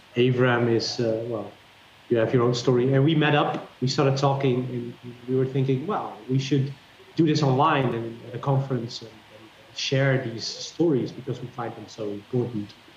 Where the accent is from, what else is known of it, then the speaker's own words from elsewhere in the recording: Netherlands; I'm from the Netherlands